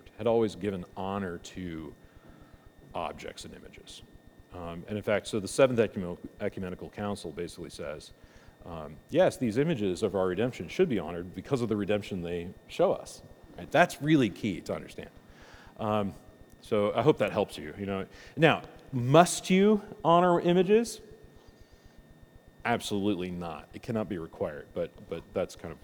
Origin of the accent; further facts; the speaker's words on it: United States; I'm an American